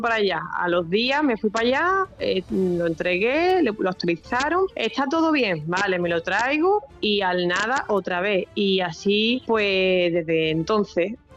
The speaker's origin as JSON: {"language": "Spanish", "town": "Algeciras", "region": "Andalusia", "country": "Spain", "said": "yo soy de Algeciras"}